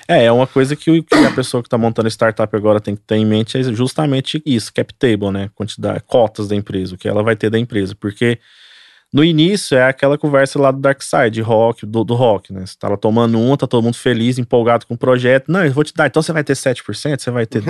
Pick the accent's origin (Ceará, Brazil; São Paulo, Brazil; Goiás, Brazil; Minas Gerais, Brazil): Goiás, Brazil; Goiânia; Nós somos aqui de Goiânia.